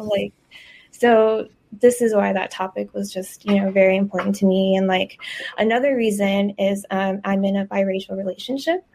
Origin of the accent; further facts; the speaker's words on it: Eagle Pass, Texas, United States; growing up in Eagle Pass, Texas, where it's 99.9%, you know, Latinos, Mexicans